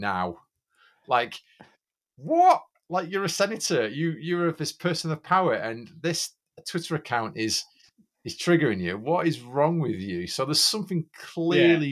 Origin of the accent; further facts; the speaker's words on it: United Kingdom; I'm British.